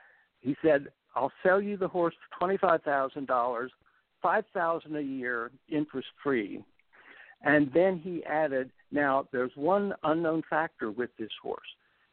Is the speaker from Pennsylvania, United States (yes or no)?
yes; Hanover, Pennsylvania, United States; I grew up in Hanover, Pennsylvania, and my parents had a small stable of show horses, saddle horses, and I rode them and showed them.